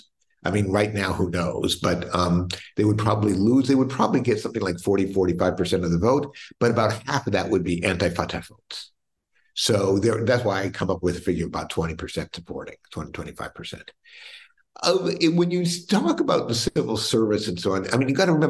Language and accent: English; United States; as an American